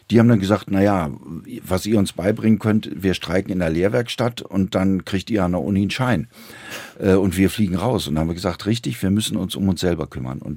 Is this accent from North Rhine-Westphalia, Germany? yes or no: yes; Wuppertal, North Rhine-Westphalia, Germany; Ich komme aus Wuppertal, bin da aufgewachsen